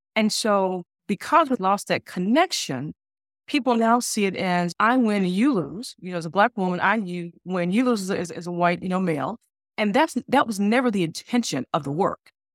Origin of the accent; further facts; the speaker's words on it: Alabama, United States; I grew up in South, in the South, I grew up in Alabama, a, in the Bible Belt